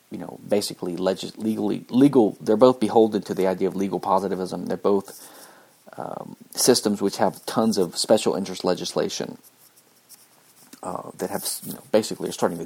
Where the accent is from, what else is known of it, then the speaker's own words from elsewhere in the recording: Louisiana, United States; moved away; I came from Louisiana, which is the only civil law state in the U.S.